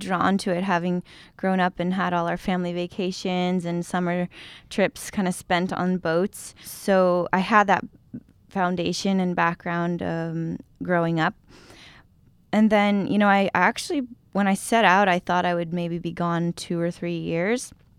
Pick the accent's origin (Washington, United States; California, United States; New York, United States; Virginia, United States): California, United States; San Diego; I grew up in San Diego, and so my sailing dreams were kind of born on the coast of California and Mexico.